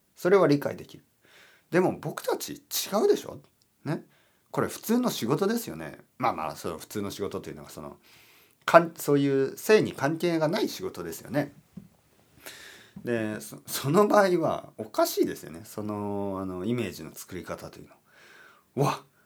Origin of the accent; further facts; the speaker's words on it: Oita, Japan; 僕はあの温泉のまあメッカ大分県出身